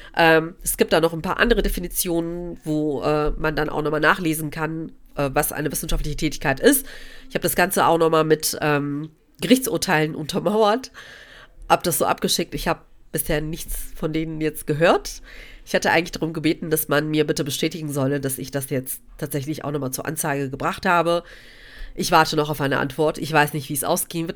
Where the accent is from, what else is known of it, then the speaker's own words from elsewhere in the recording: Cologne, North Rhine-Westphalia, Germany; also born or lived in Gelsenkirchen; Köln meine Heimatstadt ist